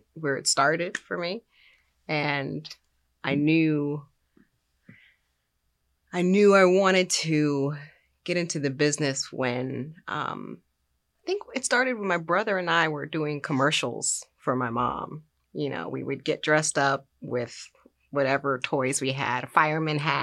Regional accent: Los Angeles, California, United States; I grew up in South Central Los Angeles.

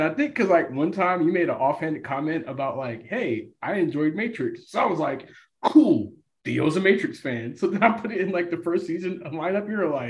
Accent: Tennessee, United States; also born or lived in New York; now in Atlanta, United States; I'm a Buffalo Bills, born a New York fan. I grew up in Tennessee.

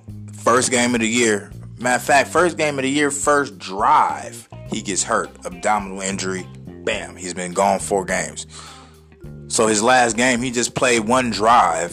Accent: San Diego, California, United States; now in Kansas City, United States; my hometown, San Diego, California

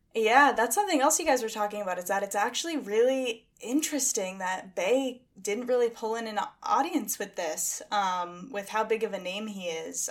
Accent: Massachusetts, United States; also born or lived in Boston; I grew up in the middle of nowhere in Massachusetts, but I now live in Boston

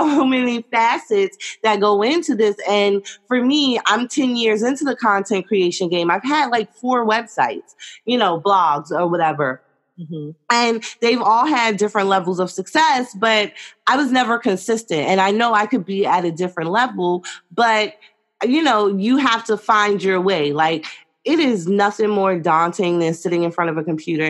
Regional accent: New York City, New York, United States; I'm from New York City

